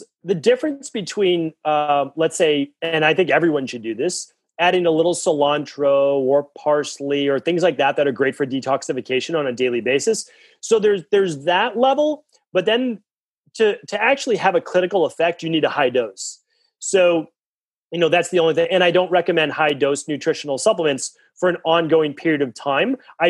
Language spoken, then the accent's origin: English; Massachusetts, United States; And I'm from Massachusetts.